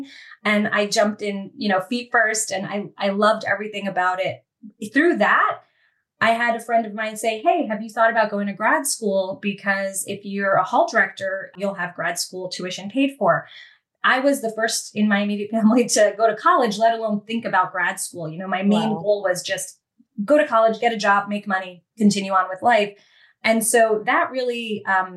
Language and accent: English; New Jersey, United States; I grew up in a great suburban town in New Jersey with a great education